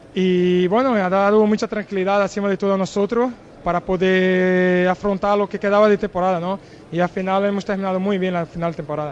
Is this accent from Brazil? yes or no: yes; Brazil; Spanish is a second language; also born or lived in Portugal; now in Spain; la ciudad que nací en Brasil y donde tengo ahí toda la, mi familia